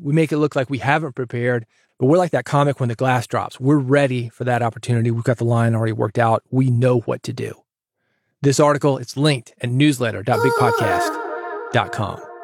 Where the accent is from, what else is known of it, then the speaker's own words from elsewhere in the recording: Nashville, Tennessee, United States; I grew up in Nashville, guitar town